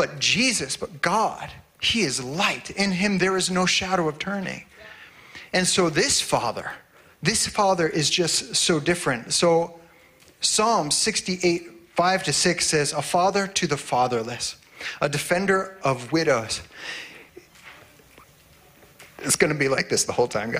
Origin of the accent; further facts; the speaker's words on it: Ohio, United States; moved away as an adult; now in Grande Prairie, Canada; I was in Ohio